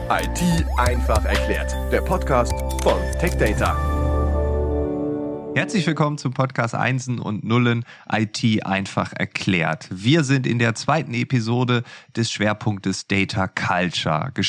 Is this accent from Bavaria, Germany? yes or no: no; Lower Saxony, Germany; Ja, moin, ganz norddeutsch, das äh, ist mir natürlich genehm als Ostfriese.